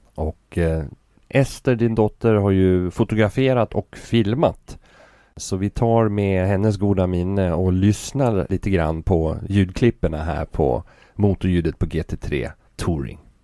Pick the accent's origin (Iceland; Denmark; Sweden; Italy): Sweden; vi är från Sverige